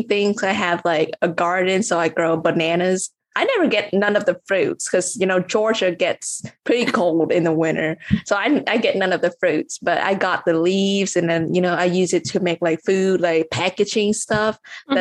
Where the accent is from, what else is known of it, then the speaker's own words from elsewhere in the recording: Vietnam; moved away; also born or lived in United States; Like I grew up in Vietnam and then I went to the US, right?